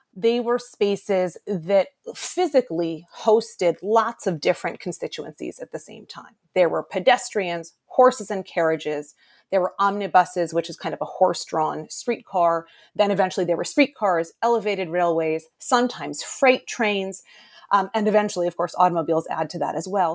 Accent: Boston, Massachusetts, United States; I'm from Boston originally

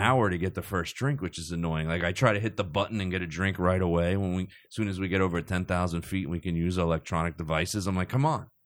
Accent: Cherry Hill, New Jersey, United States; I grew up in South Jersey

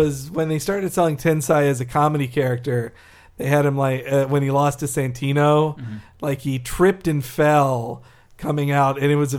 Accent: Florida, United States; I'm from Florida.

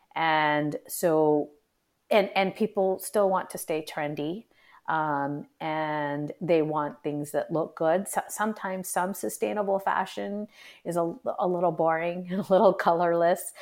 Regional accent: United States; even though I'm of, in, Indian ethnic descent, I was born and brought up here

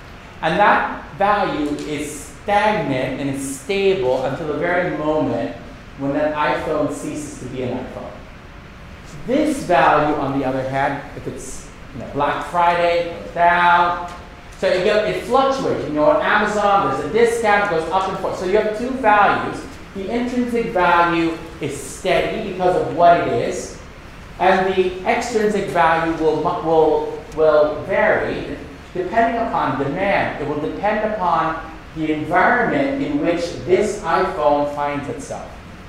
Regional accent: Bangkok, Thailand; So I am a Filipino-American, but I grew up in Bangkok, Thailand. So I spend most of my time in Bangkok with Buddhist, you know, Buddhist society and Buddhist culture.

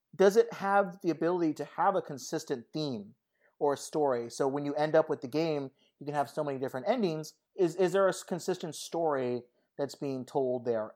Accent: Southern California, United States; moved away; I went to Las Vegas a lot growing up in Southern California

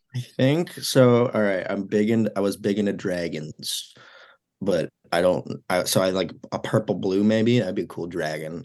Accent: Mount Prospect, Illinois, United States; moved away as an adult; now in Iowa City, United States; I am from Mount Prospect, Illinois, one of the northwest suburbs

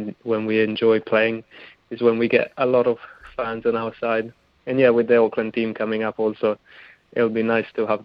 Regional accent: Italy; also born or lived in New Zealand; now in Wellington, New Zealand; I grew up in Italy

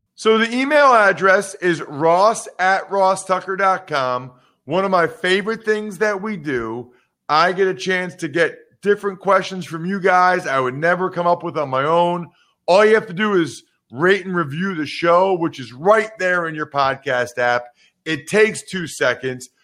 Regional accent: Pennsylvania, United States; I'm from Pennsylvania

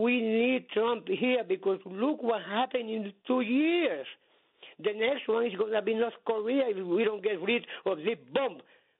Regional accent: Puerto Rico; now in United States; I came from Puerto Rico in 1962.

